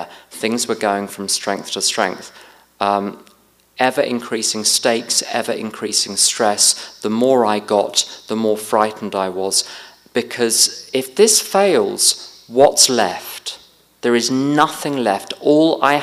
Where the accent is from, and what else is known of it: United Kingdom